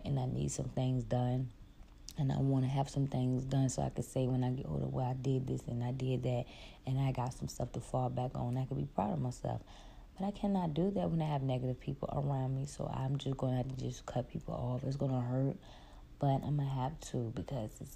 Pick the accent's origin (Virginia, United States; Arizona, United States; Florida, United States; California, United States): Virginia, United States; Richmond; I'm from Richmond